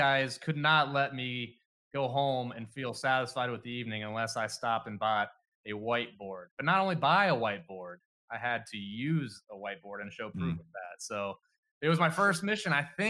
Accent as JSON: {"language": "English", "town": "Canton", "region": "Ohio", "country": "United States", "tie": "born or raised there", "lives_now": "Navarre, United States", "said": "I have grown up in the Canton area, but currently reside in Navarre."}